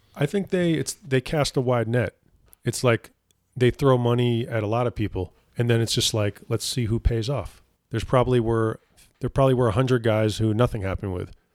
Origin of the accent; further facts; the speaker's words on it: East Coast, United States; moved away; I grew up on the East Coast